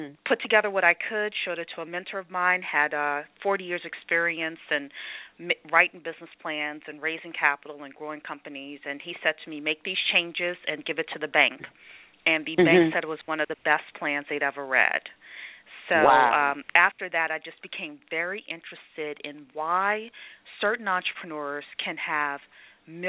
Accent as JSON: {"language": "English", "town": "New Orleans", "region": "Louisiana", "country": "United States", "tie": "born or raised there", "moved": "as an adult", "lives_now": "Northern Virginia, United States", "said": "I grew up in New Orleans through high school"}